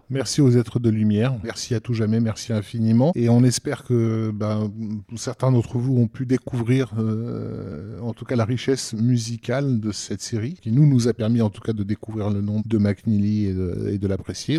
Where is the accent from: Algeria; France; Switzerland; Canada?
Algeria; en tant qu'Algérien